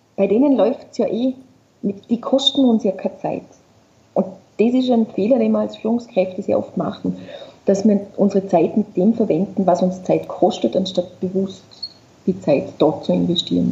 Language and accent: German; Vorarlberg, Austria; ich komme aus Vorarlberg und mein Papa war Skilehrer